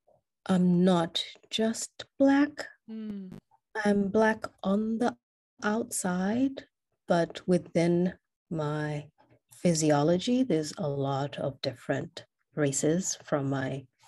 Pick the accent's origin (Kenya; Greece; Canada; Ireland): Kenya; first language English; I would consider English my first language because in Kenya, we have two national languages.